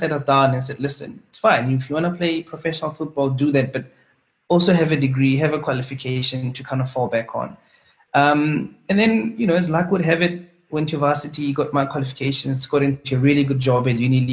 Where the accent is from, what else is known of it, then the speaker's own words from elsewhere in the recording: Pretoria, Gauteng, South Africa; So I'm a Pretoria boy. I grew up in Harankua, just outside Pretoria.